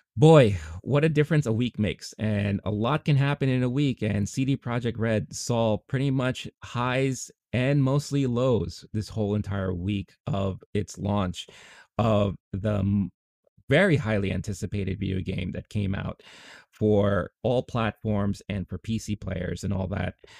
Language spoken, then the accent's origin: English; New York City, New York, United States; I grew up in Queens. I still live in Queens